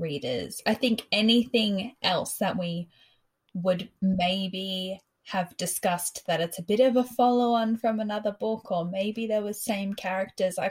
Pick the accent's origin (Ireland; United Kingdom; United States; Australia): Australia; Rockhampton, Queensland; moved away as an adult; now in Sydney, Australia; I was from Rockhampton